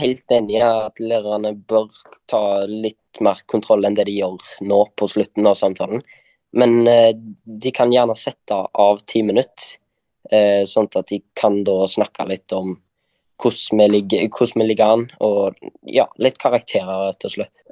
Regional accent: Kopervik, Rogaland, Norway; jeg kommer også fra Karmøy. Eh, Kopervik, nærmere bestemt

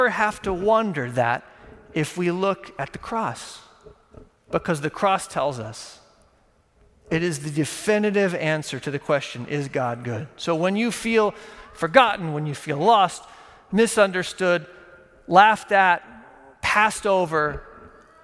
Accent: Texas, United States; moved away; I grew up in Texas

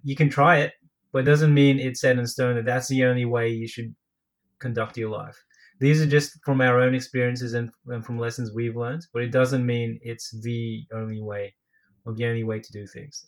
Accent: Australia; I'm from Australia. I'm Filipino Australian.

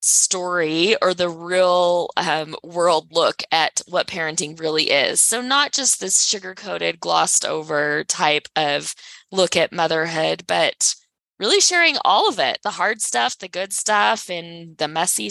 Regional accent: Texas, United States; now in Salt Lake City, United States; born and raised in Texas, but I live in Salt Lake City, Utah

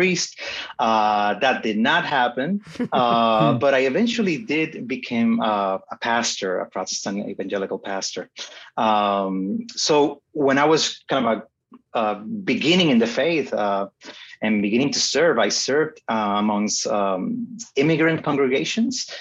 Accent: Puerto Rico; I was born and raised in Puerto Rico

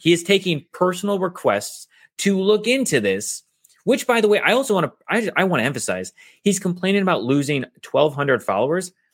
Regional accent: United States; I was born here in the United States

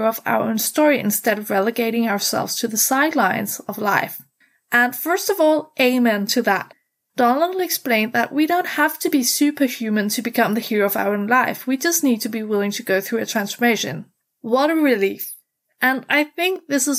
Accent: Denmark; I'm from Denmark, the country of fairy tales, hygge, and happiness

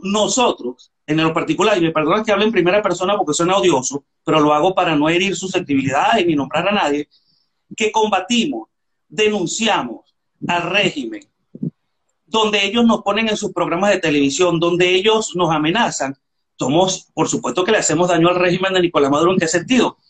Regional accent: Venezuela; moved away as an adult; now in Spain; yo tengo siete años que salí de Venezuela

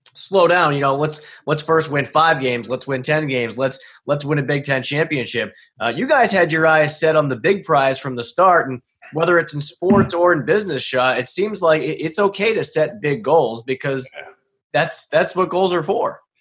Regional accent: Boston, Massachusetts, United States; I'm from Boston

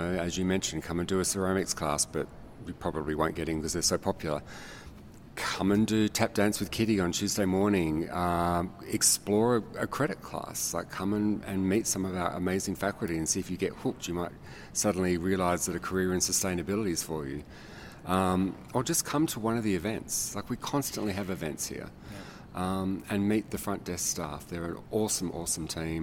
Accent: Australia; now in Colorado, United States; I'm actually not from Colorado. I'm from a country called Australia.

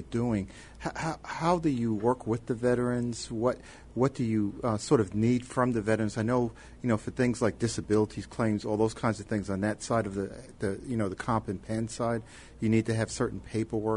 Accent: New York City, New York, United States; I'm originally from Brooklyn, New York

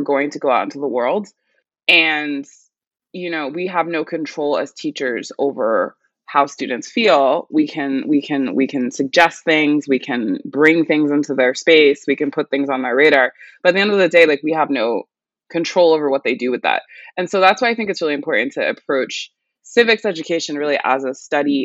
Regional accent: New York City, New York, United States; I was born and raised in New York City

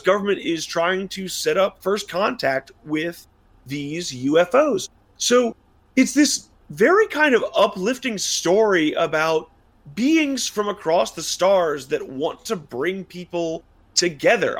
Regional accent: United States; as an American

